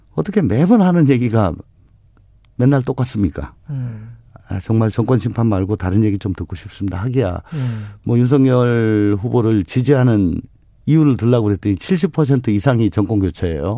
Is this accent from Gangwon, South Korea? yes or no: no; Daegu, South Korea; 원래 대구가 고향입니다.